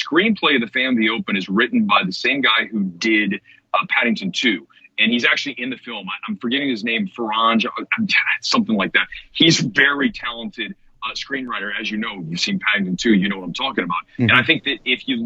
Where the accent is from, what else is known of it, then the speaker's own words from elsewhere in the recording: Columbus, Ohio, United States; now in Los Angeles, United States; Columbus, Ohio, my hometown. I was part of the art scene there